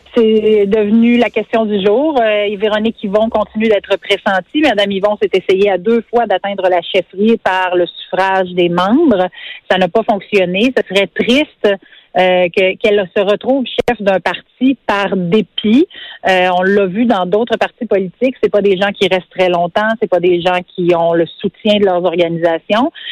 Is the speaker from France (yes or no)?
no; Quebec, Canada; je suis québécoise. Je m'identifie comme québécoise, je suis francophone, francophile.